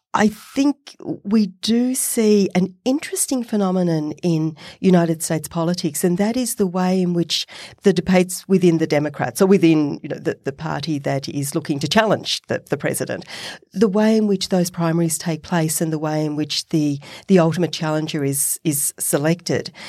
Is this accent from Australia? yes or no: yes; Australia; accent: Australian; my Australian accent